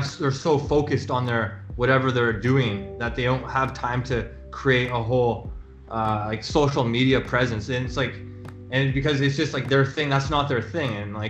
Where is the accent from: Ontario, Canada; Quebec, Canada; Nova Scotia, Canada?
Ontario, Canada; Toronto; I'm from Toronto. I bit about myself is I graduated U of T, University of Toronto, in math